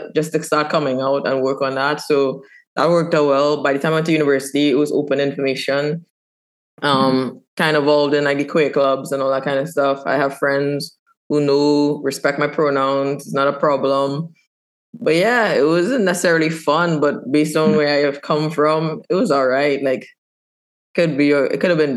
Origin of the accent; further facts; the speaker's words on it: Trinidad & Tobago; moved away as an adult; also born or lived in Canada; I born and raised in Trinidad and Tobago.